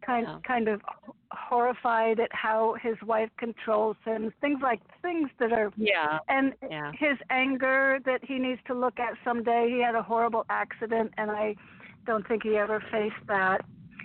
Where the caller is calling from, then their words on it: Connecticut, United States; … from Connecticut.